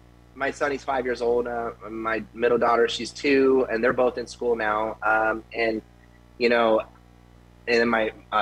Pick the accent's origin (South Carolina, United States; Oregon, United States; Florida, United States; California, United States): Florida, United States; Tampa; moved away as an adult; now in Las Vegas, United States; And so, but I am from Tampa. I grew up in Tampa when I was 8 years old